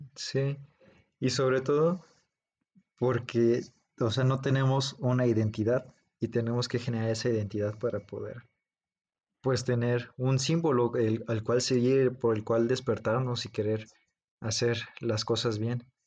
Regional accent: Mexico; en nuestro, en nuestro país, en México

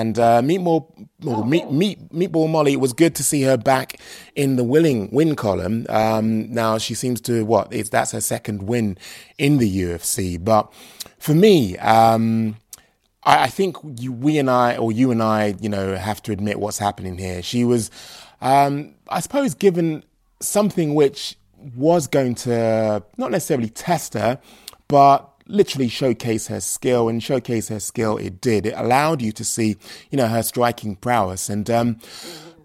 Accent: London, United Kingdom; he reps my hometown, he reps where I'm from, and that is East London

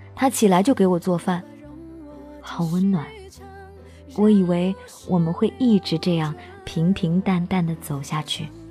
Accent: Henan, China; 我是河南的

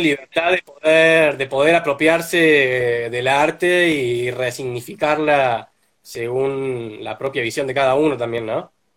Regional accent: Córdoba, Argentina; also born or lived in Santa Fe, Argentina; yo soy de Santa Fe, pero desde los nueve años que vivo en Córdoba

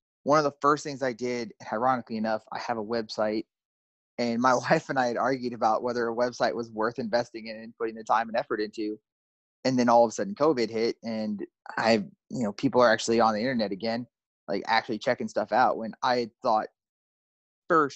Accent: Pennsylvania, United States; moved away as an adult; now in Texas, United States; my home state in Pennsylvania, here in Texas

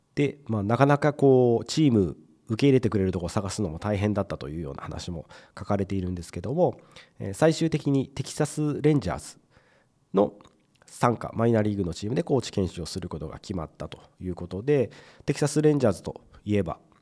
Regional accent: Mie, Japan; 僕と同じ三重県出身ということであの僕子供の頃からですねやっぱり同じ三重県出身ってなると

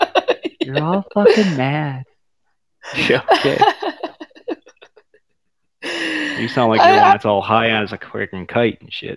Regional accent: United States; now in Ecuador; I'm from America. I just live in Ecuador.

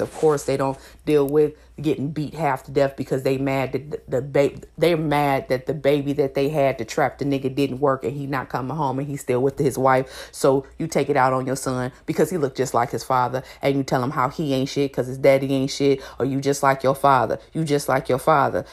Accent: Elkhart, Indiana, United States; moved away; I'm from Elkhart, Indiana.

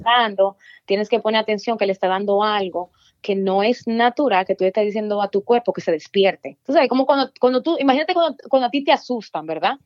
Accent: Dominican Republic; moved away; also born or lived in Virginia; Yo nací en la República Dominicana

